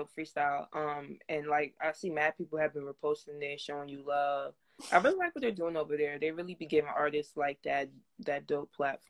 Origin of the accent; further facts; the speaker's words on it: New Jersey, United States; also born or lived in Los Angeles; because I'm from Jersey and I was spending some time in LA up until Corona, then I had to leave